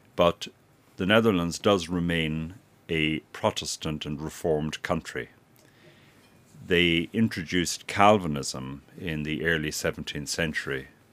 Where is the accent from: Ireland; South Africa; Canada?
Ireland; County Sligo, Connacht; moved away as an adult; also born or lived in Dublin, Ireland / Leuven, Belgium / Brussels, Belgium; now in Wolverhampton, United Kingdom; I am a native of Ireland, uh, born and brought up in County Sligo, which is on the North Atlantic seaboard